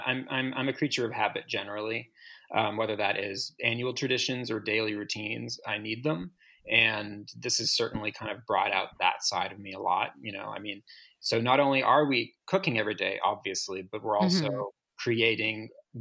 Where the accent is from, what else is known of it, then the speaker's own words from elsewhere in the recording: Massachusetts, United States; I grew up in Massachusetts in the 80s and the 90s.